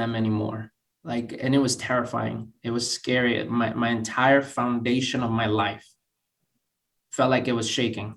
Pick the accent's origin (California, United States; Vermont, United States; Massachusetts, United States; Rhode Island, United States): Massachusetts, United States; Boston; moved away as an adult; now in Oxford, United Kingdom; basically born and raised in Boston